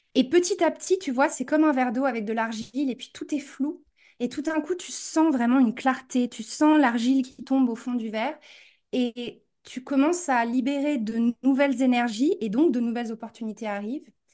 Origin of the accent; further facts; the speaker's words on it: France; moved away as an adult; also born or lived in New York; now in United States; j'ai grandi en France et je suis partie très jeune aux États-Unis pour faire mon master et je suis jamais revenue